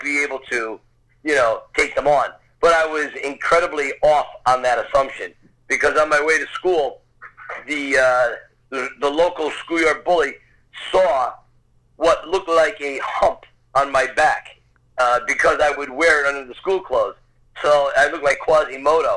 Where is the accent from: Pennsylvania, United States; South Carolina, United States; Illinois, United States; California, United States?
Pennsylvania, United States; Scranton; I was actually born and raised in a little town north of Philadelphia called Scranton, Pennsylvania.